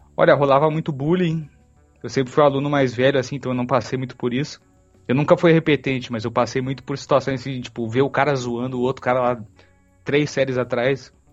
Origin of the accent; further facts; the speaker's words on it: Porto Alegre, Rio Grande do Sul, Brazil; a gente é de Porto Alegre